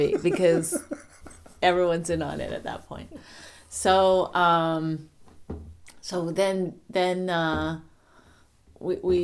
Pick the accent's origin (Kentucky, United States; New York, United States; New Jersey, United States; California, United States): New Jersey, United States; I'm from New Jersey